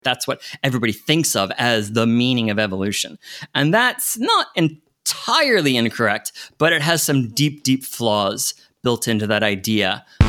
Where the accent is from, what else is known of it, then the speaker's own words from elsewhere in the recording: United States; I grew up in the States